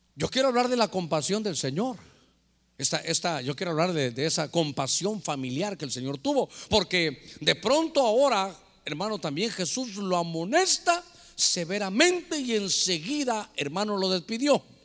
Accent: Guatemala; moved away; allá en mi tierra, en Guatemala

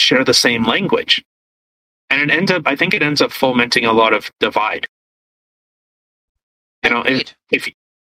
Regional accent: the Canadian prairies, Canada; growing up in Canada, well, and especially in the prairies

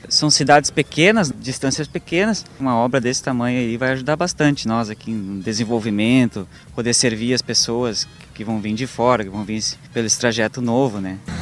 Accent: Antônio Prado, Rio Grande do Sul, Brazil; sou de Antônio Prado

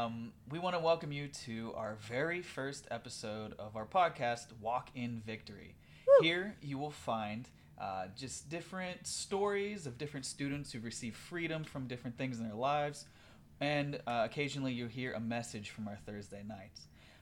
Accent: Pittsburgh, Pennsylvania, United States; I am from Pennsylvania. I'm from the Pittsburgh area

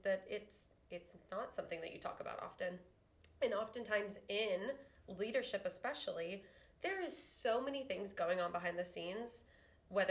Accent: Houston, Texas, United States; moved away as an adult; also born or lived in Arkansas / Denver / Brazos Valley; I'm from Houston. I grew up in Houston and then traveled all over for school.

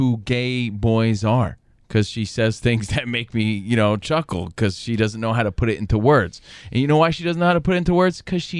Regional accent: New York, United States; also born or lived in Los Angeles, United States; Because I grew up in New York and in L.A.

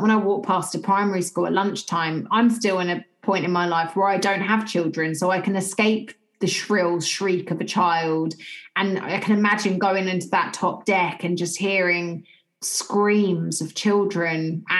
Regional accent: United Kingdom; I'm British

